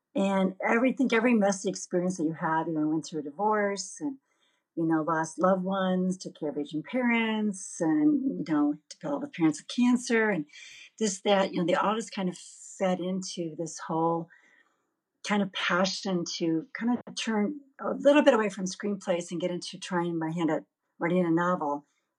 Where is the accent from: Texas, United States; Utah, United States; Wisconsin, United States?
Wisconsin, United States; Hayward; Hayward, Wisconsin, where is my hometown